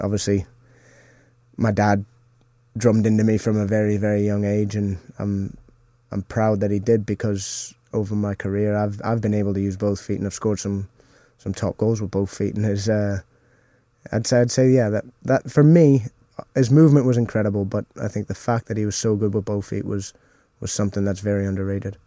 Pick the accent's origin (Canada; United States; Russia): Canada; moved away; growing up in Canada